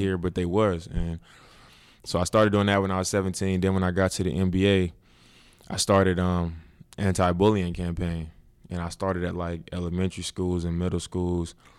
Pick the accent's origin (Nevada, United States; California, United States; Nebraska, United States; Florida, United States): California, United States; Oakland; I was from Oakland